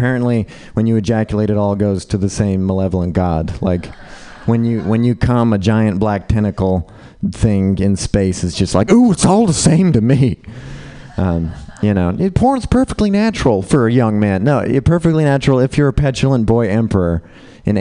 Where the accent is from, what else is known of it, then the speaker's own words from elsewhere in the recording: Utah, United States; I grew up in Utah, Mormon, white.